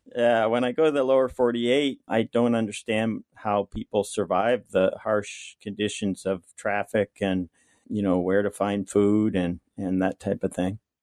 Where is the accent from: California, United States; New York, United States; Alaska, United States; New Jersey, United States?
Alaska, United States; Kobuk River; also born or lived in Kotzebue, Alaska; I was born and raised on the Kobuk River, which is about hundred miles above the Arctic Circle.